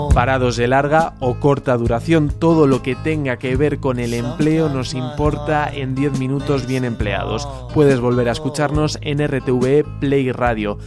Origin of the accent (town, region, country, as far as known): Spain